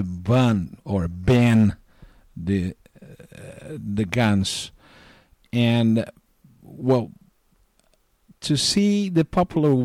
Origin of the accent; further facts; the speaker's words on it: Northeast Region, Brazil; moved away as an adult; now in North Carolina, United States; I was born and raised in Brazil. I spent 38 years, the first 38 years of my life, in the wonderful place called Brazil. I'm from Northeast, grew up around the sea